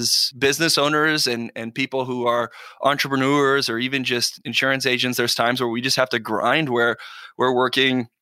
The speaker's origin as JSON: {"language": "English", "town": "Buckeye", "region": "Arizona", "country": "United States", "tie": "born or raised there", "also_born_or_lived": "Phoenix, Arizona", "said": "I was born in Arizona, Phoenix, Arizona, but I grew up in a town on the west side of Arizona called Buckeye."}